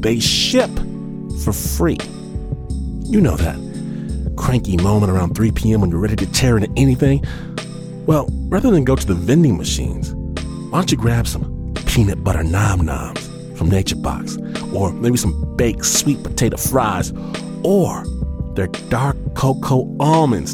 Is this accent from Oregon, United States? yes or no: no; Detroit, Michigan, United States; the place of my birth, Detroit, Michigan